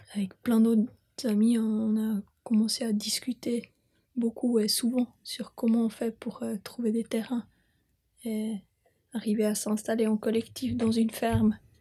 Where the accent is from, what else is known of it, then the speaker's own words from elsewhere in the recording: Bern, Switzerland; moved away; J'ai grandi euh, à Bumplitz. je euh, suis citadine